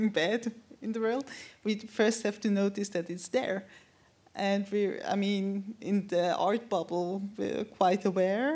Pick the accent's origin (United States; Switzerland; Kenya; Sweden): Switzerland; Zurich; also born or lived in London; I grew up in Zurich with my white mother